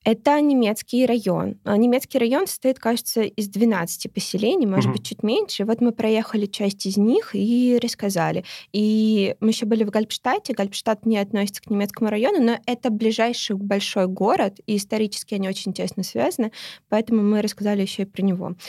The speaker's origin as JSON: {"language": "Russian", "region": "Moscow", "country": "Russia", "tie": "born or raised there", "said": "я родилась в Москве, и Москва для меня какая-то база"}